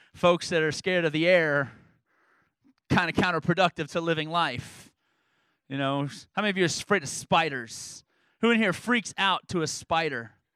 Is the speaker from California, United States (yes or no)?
no; New York, United States; I grew, I grew up in New York as my high school growing up